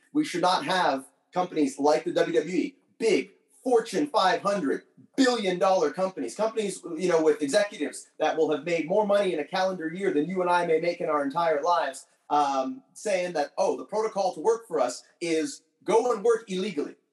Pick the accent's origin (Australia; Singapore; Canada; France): Canada; being from Canada